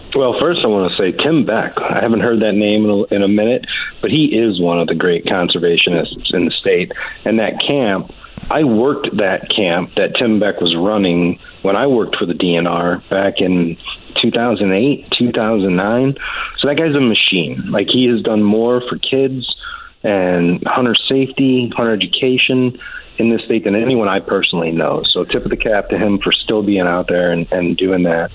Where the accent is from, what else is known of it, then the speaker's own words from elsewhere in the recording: Crown Point, Indiana, United States; moved away as an adult; also born or lived in Montana; now in Missouri, United States; my hometown of Crown Point, Indiana